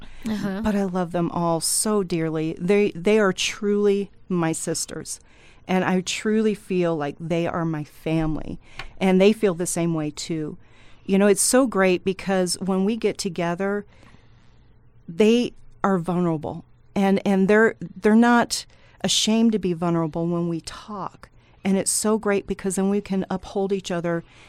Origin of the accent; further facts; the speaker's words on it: United States; born there; So thankfully, I was born in the United States.